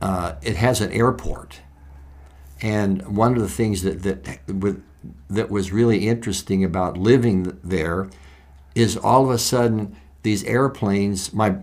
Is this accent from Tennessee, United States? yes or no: no; Valentine, Nebraska, United States; I grew up in Valentine, Nebraska, which is the north central part of the Nebraska state, close to the South Dakota border.